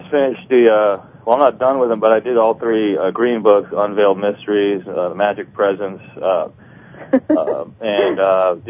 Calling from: Kirkland, Washington, United States; Kirkland, Washington.

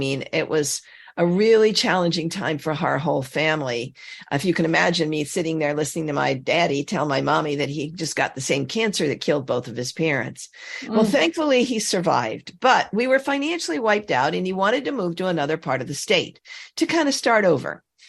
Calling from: Westlake Village, California, United States; Westlake Village, California, over the hill from Malibu, on the way to Santa Barbara.

